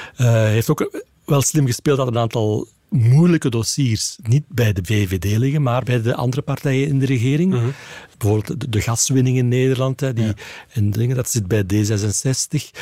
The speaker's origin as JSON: {"language": "Dutch", "region": "Flanders", "country": "Belgium", "said": "als Vlaming"}